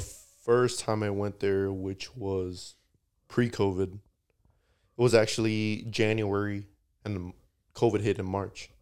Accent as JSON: {"language": "English", "country": "United States", "said": "they know I'm American"}